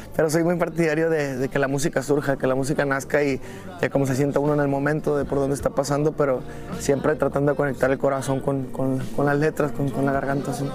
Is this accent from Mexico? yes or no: yes; Mexico; estamos siendo más mexicanos que nunca